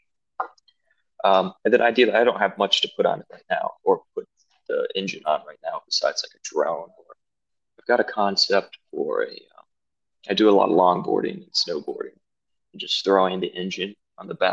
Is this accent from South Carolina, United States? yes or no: yes; Greenville, South Carolina, United States; also born or lived in Charleston, South Carolina; I was born and raised in South Carolina, specifically Greenville.